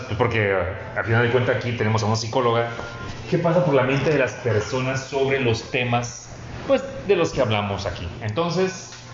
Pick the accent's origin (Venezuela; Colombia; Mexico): Mexico; nosotros como mexicanos